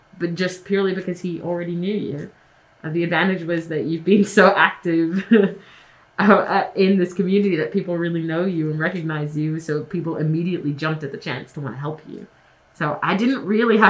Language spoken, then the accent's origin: English; Australia; moved away; I'm not from here. You know, I'm Australian.